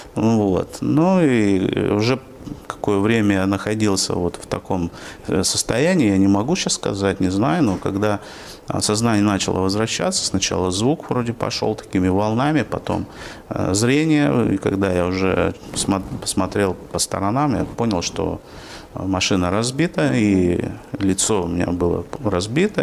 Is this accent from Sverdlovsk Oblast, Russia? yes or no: no; Yaroslavl, Yaroslavl Oblast, Russia; born or raised there; moved away as an adult; now in Orenburg, Russia